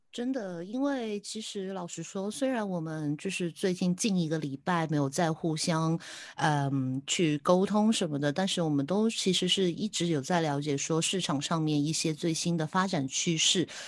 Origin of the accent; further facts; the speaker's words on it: Hong Kong; 我是香港的